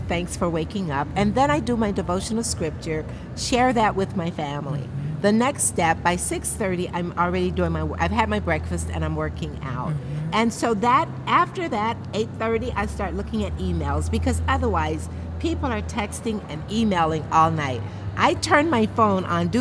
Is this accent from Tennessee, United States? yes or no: no; Grand Rapids, Michigan, United States; I'm from Grand Rapids